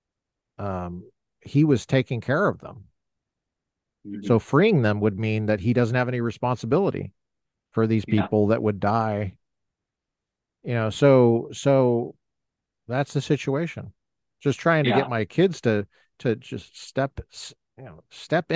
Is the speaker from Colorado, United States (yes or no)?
yes; Colorado, United States; I'm born in Colorado. I'm a native Coloradan